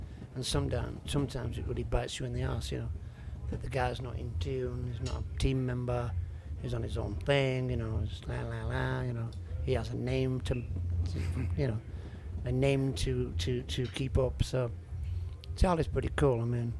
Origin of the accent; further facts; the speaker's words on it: Yorkshire and the Humber, United Kingdom; moved away as an adult; now in France; I'm from West Yorkshire